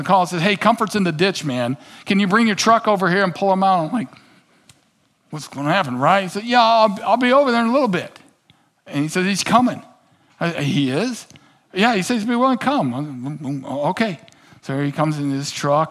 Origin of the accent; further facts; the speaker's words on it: Kansas City, United States; I grew up in Kansas City